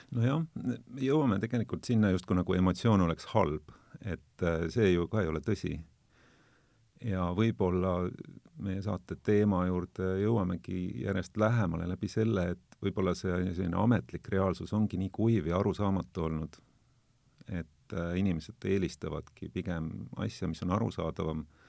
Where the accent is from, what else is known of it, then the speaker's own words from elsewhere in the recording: South Estonia, Estonia; mina olen Lõuna-Eestist